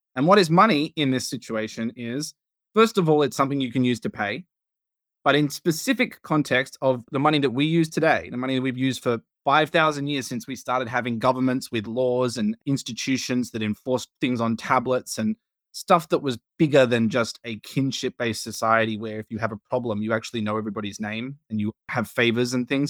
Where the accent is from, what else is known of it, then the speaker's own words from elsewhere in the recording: Australia; now in United States; as an Australian